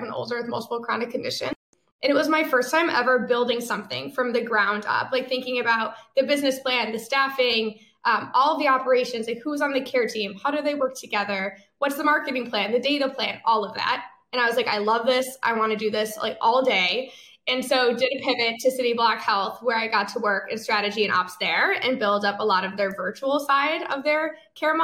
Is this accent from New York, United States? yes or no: yes; Syracuse, New York, United States; moved away as an adult; also born or lived in Boston, Massachusetts; I'm originally from Syracuse, New York